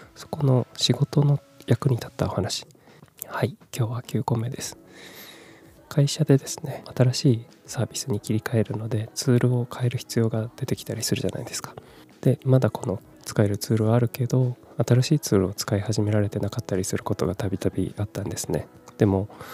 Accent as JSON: {"language": "Japanese", "region": "Kumamoto", "country": "Japan", "tie": "born or raised there", "also_born_or_lived": "Fukuoka / Tokyo", "said": "18歳から福岡30歳から東京で暮らし退職を機に地元の熊本に帰ってきた36歳フリーランスの僕"}